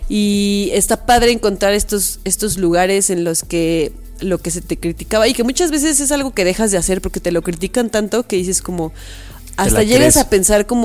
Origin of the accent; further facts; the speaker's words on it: Mexico City, Mexico; accent: chilango; Dicen que yo soy la más chilanga de los tres. Ya ve como tres personas me dijeron que soy la que habla más chilango.